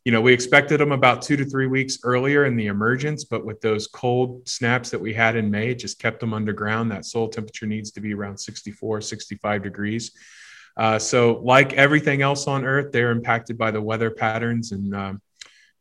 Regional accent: Miamisburg, Ohio, United States; I grew up in Miamisburg, Ohio, so Southwest Ohio

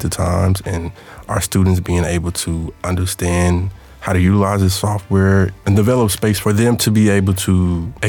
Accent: Longview, United States; moved away; Longview is my hometown

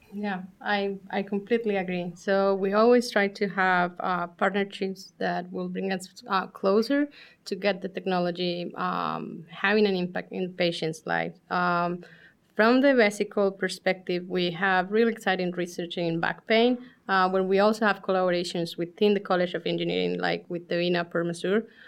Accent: Colombia; moved away as an adult; now in Columbus, United States; we're originally from Colombia

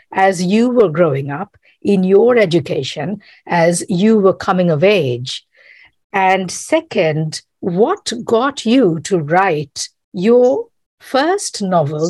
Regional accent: Kolkata, West Bengal, India; now in United States; I grew up in Calcutta

